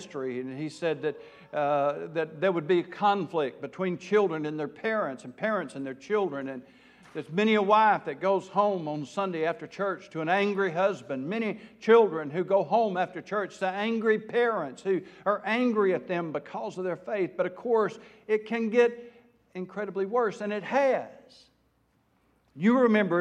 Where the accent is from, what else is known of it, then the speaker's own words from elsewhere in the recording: South Arkansas, United States; I am from South Arkansas